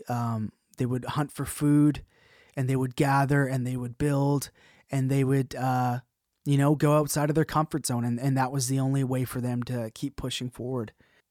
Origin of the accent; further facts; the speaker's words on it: Canada; I'm going to be your host today. I'm a Canadian producer, mix engineer